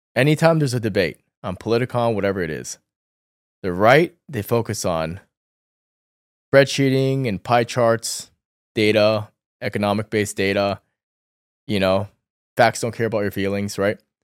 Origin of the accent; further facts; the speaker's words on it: Northern Virginia, United States; also born or lived in New York City, United States; I grew up in Northern Virginia, and I was very close to D C